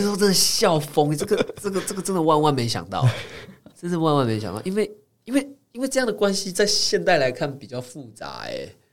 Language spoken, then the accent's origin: Chinese; Taiwan; 小时候在， 在乡下长大